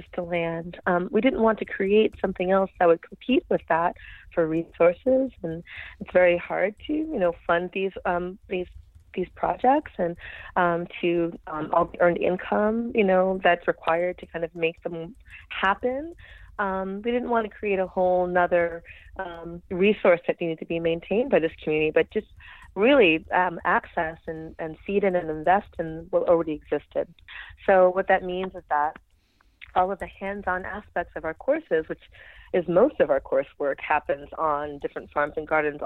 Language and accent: English; New York City, New York, United States; accent: New York City; also born or lived in Brooklyn, New York; I grew up on the Lower East Side of New York City